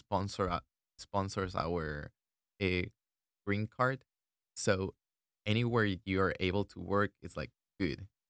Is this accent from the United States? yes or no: no; Ecuador; English is a second language; moved away as an adult; I was born and raised in Ecuador, that means that I'm an international student